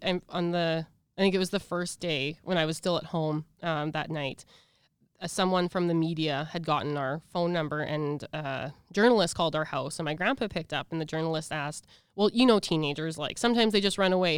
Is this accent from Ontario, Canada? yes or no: no; Regina, Saskatchewan, Canada; also born or lived in Edmonton; I'm from Edmonton, but I was raised in Regina, so I call Regina home.